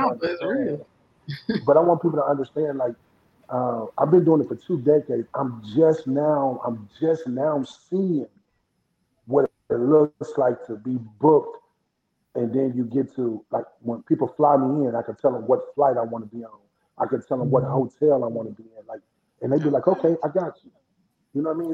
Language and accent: English; Flint, Michigan, United States; also born or lived in Indianapolis, Indiana; now in Atlanta, United States; We grew up in Flint, Michigan. You know, you know about Flint. I'm a Flintstone, part Flintstone, then Indianapolis